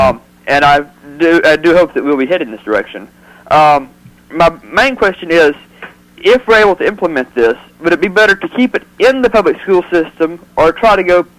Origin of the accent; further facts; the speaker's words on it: Louisiana, United States; moved away; I am from Louisiana